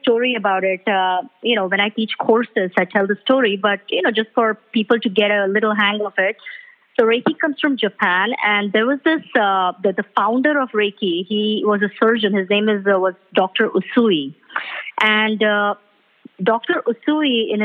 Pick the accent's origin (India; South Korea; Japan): India; Mumbai, Maharashtra; moved away as an adult; now in Ottawa, Canada; I'm originally from Mumbai, India, and I was born and brought up there